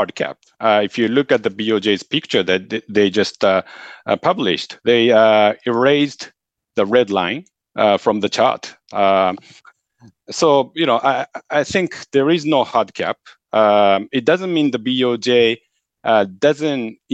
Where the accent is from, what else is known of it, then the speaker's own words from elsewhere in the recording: Japan; I grew up in Japan, living here for, more than a few decades.